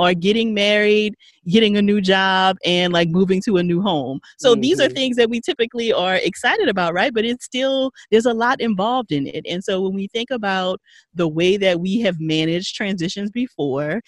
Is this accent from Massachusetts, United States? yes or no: no; Paincourtville, Louisiana, United States; Paincourtville, Louisiana. Country.